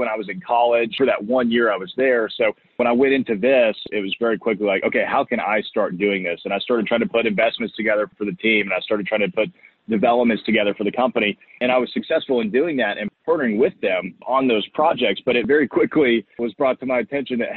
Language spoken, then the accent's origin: English; Nashville, Tennessee, United States; So I'm a Nashville native, which nowadays is very rare. Growing up in Nashville, it was a very quiet town.